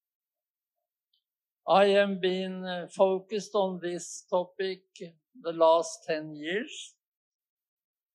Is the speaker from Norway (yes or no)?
yes; Norway; I'm a Norwegian, that means I am from Europe